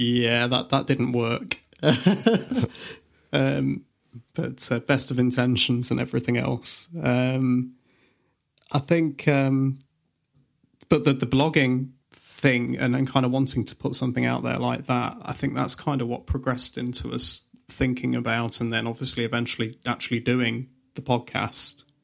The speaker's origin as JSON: {"language": "English", "town": "Leicester", "region": "East Midlands", "country": "United Kingdom", "said": "I'm the one from Leicester."}